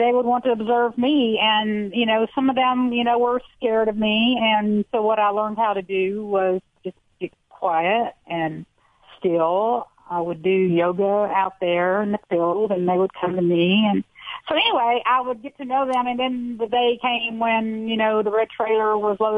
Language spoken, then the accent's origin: English; Houston, Texas, United States; I'm from Houston, Texas. I'm a city girl by nature